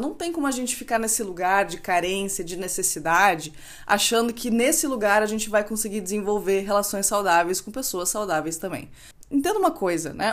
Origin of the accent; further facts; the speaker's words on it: Rio Grande do Sul, Brazil; eu, como boa gaúcha, não posso deixar de dizer que frio é o que a gente passa aqui